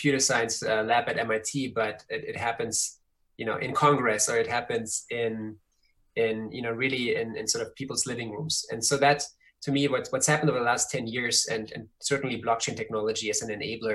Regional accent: Germany; moved away; I grew up in Germany.

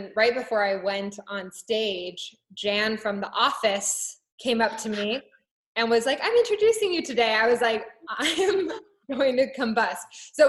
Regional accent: Japan; also born or lived in London / Hong Kong; so I was born in London and then grew up in Japan and then later Hong Kong.

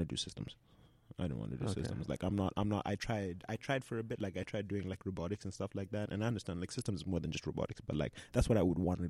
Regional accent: Zimbabwe; now in Canada; growing up in Zimbabwe.

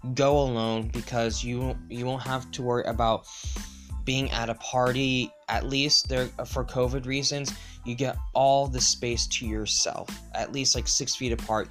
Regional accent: United States; as an American

